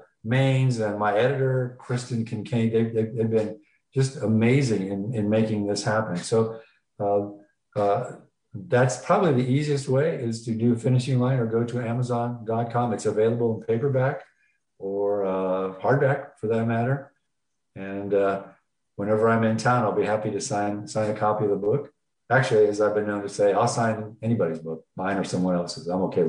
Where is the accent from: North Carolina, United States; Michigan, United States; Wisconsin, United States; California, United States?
California, United States; San Diego; now in Kyiv, Ukraine; We will say, we're from San Diego.